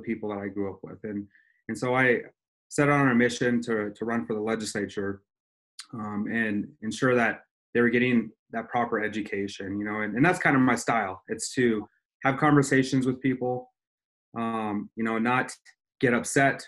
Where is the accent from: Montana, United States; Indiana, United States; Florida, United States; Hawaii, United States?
Montana, United States; Ronan; also born or lived in Missoula, Montana / Arizona; I grew up in Ronan, Montana, which is kind of a rural, definitely is rural Montana, and went to school there.